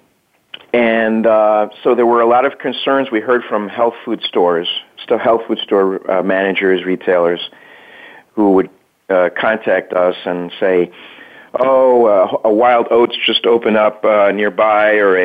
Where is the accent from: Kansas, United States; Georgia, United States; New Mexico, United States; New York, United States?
New York, United States; New York City; I grew up in New York City